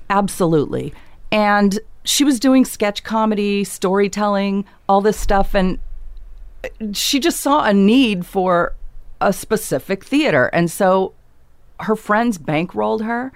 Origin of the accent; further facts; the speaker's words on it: Long Beach, California, United States; grew up in Long Beach. I grew up in Long Beach